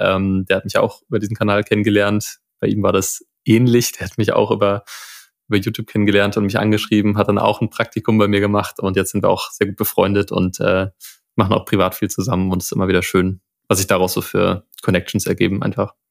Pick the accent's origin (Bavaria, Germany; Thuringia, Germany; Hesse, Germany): Hesse, Germany; Friedberg; aus der Stadt, aus der ich komme, aus Friedberg, Nähe von Frankfurt